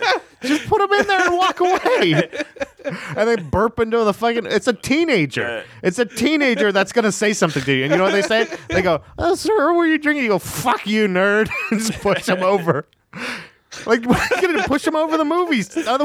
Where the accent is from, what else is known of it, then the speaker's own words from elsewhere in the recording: Florida, United States; I'm from Florida.